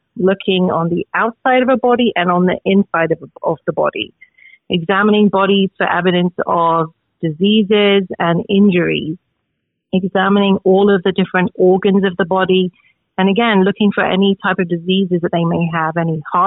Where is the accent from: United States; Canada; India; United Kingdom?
United Kingdom; London; moved away as an adult; also born or lived in Oxford / Wales; I am originally from England, grew up in London